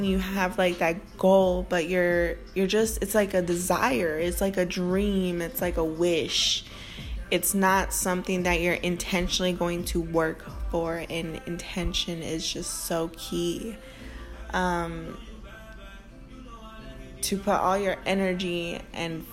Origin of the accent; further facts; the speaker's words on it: Northwest Indiana, United States; I'm from Northwest Indiana. That's just how we speak